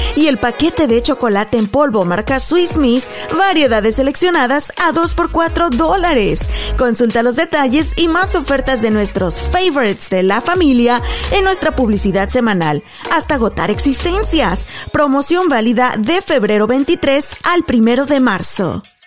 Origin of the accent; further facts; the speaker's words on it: Mexico; moved away as an adult; Cuando llegué a Paso el Alto, de donde somos originarios